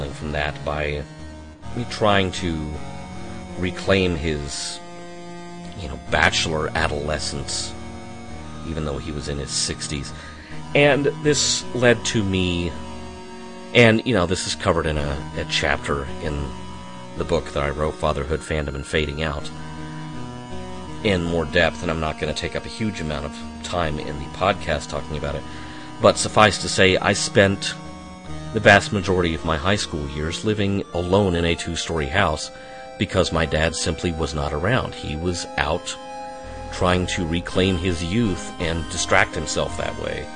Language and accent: English; Arkansas, United States; I was born and raised in Arkansas